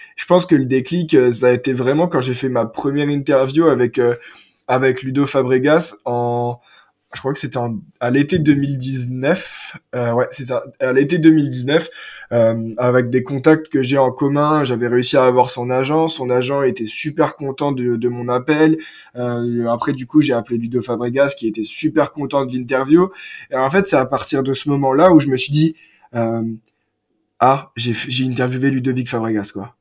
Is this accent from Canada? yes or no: no; France; j'ai grandi à Omecourt